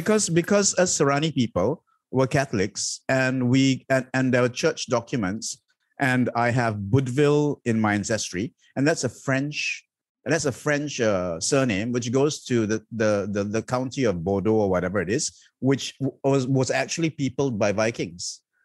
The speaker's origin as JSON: {"language": "English", "country": "Malaysia", "said": "I have chosen to be, identify as Malaysian"}